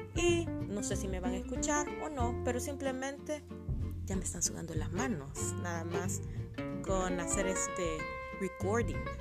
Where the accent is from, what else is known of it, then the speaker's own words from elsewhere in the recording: El Salvador; moved away as an adult; now in Germany; vengo de El Salvador